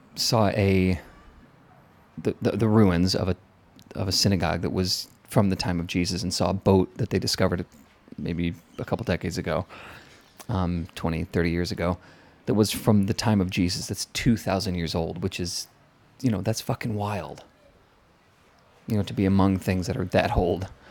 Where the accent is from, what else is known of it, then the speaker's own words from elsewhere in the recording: Chicago, Illinois, United States; moved away; From Chicago